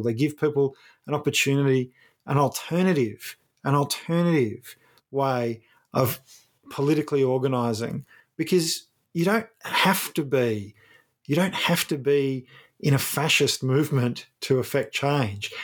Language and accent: English; Ballarat, Victoria, Australia; moved away; My hometown of Ballarat, where my family lives